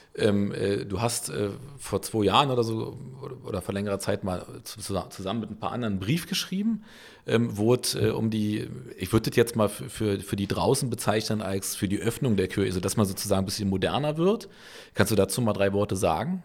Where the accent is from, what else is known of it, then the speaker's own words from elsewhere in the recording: Berlin, Germany; als geborener Köpenicker aus Berlin